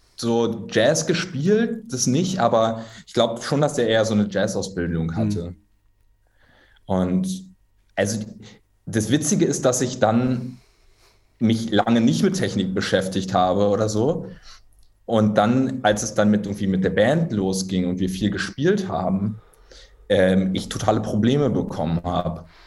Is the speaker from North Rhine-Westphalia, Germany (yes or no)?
no; Berlin, Germany; moved away as an adult; also born or lived in Hamburg / Kassel; Ich bin gebürtiger Berliner